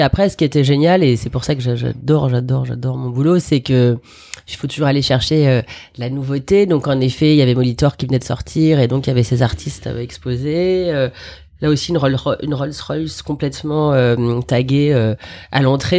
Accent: Paris, Île-de-France, France; also born or lived in Algeria; je suis une vraie Parisienne. J'ai vécu exactement où là on est en train de faire cette émission, c'est-à-dire dans le 17e, à quelques enclablures euh, du parc Monceau, mais je suis née dans le 10e.

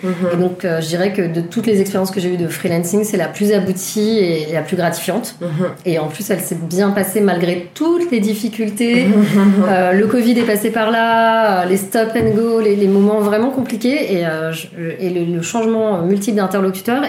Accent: Paris, Île-de-France, France; also born or lived in Toulouse / Romainville; je vis à Romainville et euh, j'ai grandi à Paris

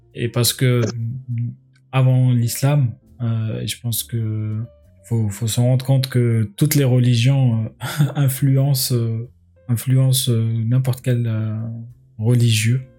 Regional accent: Algiers, Algiers Province, Algeria; moved away; j'ai grandi à Alger

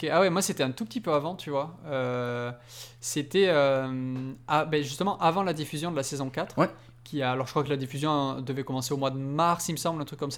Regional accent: Belgium

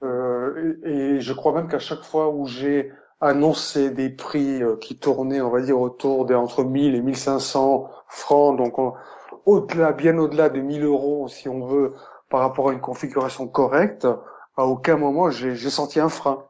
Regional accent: Switzerland; chez nous en Suisse

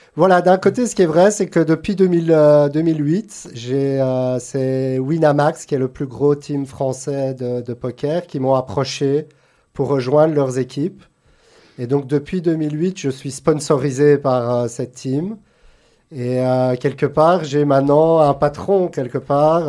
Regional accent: Brussels, Brussels-Capital Region, Belgium; moved away as an adult; also born or lived in Antwerp / Los Angeles; now in Monaco; Je suis né à Anvers, mais j'ai grandi à Bruxelles

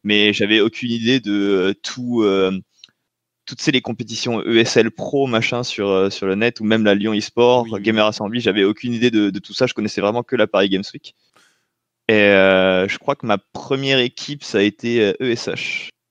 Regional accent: French Polynesia; moved away as an adult; also born or lived in Tunisia / France; on est parti à Tahiti de mes 3 euh, ans à 18 ans

